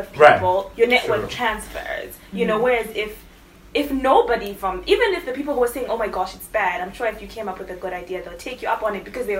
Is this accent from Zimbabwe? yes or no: yes; Zimbabwe; moved away